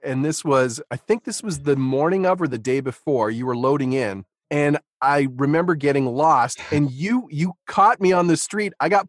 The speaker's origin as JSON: {"language": "English", "town": "Stouffville", "region": "Ontario", "country": "Canada", "tie": "born or raised there", "said": "I grew up in Stouffville."}